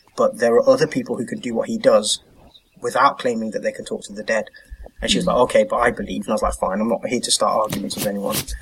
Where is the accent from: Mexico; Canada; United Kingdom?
United Kingdom; moved away as an adult; now in Norway; being a British humanist